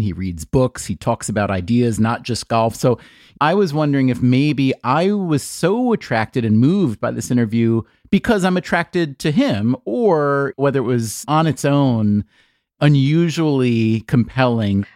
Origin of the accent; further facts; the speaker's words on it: United States; being American